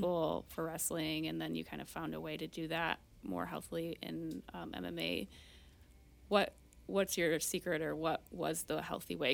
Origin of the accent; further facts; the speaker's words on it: Marine City, Michigan, United States; I grew up in Marine City